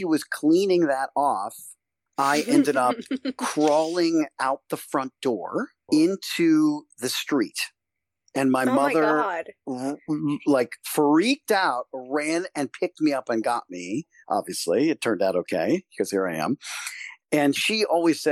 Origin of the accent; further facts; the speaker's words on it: Silver Spring, Maryland, United States; I grew up in Silver Spring, Maryland, which is right outside of D.C., just north of D.C.